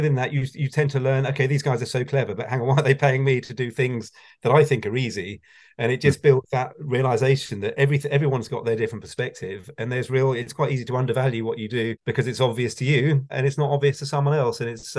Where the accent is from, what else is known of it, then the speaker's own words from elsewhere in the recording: Wokingham, South East England, United Kingdom; now in Reading, United Kingdom; I grew up in Berkshire, where I haven't moved in my life from Berkshire, other than Hampshire, which is across the water. So it's pretty dull, actually. Wokingham in Berkshire.